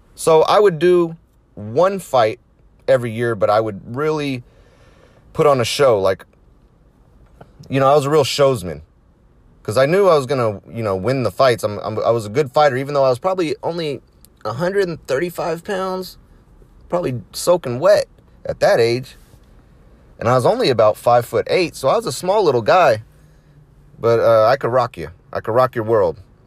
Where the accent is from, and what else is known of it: United States